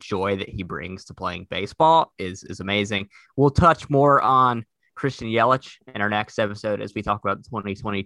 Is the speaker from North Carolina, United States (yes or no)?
yes; Durham, North Carolina, United States; accent: Southern; I am from Durham, North Carolina.